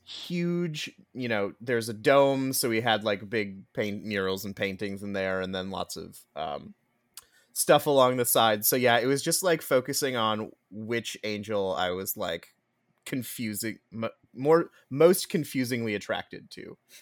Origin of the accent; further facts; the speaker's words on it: Minnesota, United States; as a Minnesotan